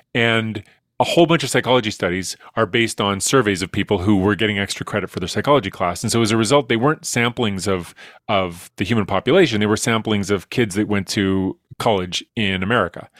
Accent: Edmonton, Alberta, Canada; I'm from Edmonton

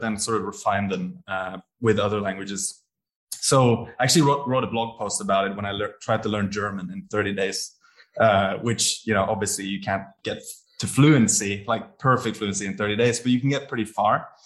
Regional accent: Bergen, Vestland, Norway; moved away as an adult; also born or lived in Bologna, Italy / Edinburgh, United Kingdom / Paris, France; now in Singapore; I had always lived in my hometown of Bergen and never tried living anywhere else.

